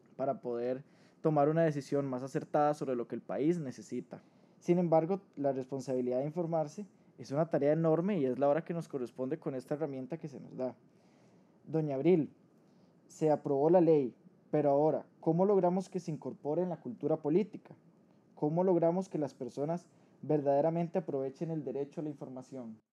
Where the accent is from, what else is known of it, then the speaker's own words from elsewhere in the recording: Costa Rica; como ciudadanos costarricenses